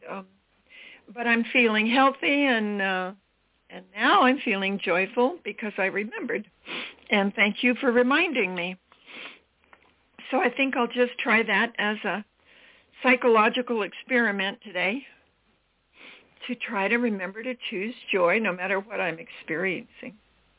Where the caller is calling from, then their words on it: Maui, Hawaii, United States; I'm calling from Maui, Hawaii. And so it's early in the morning here